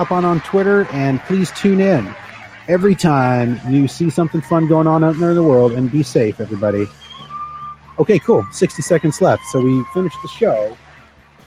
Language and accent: English; Canada; we are Canadian